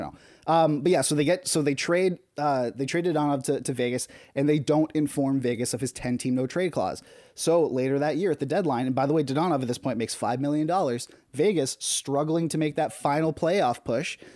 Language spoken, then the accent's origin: English; Canada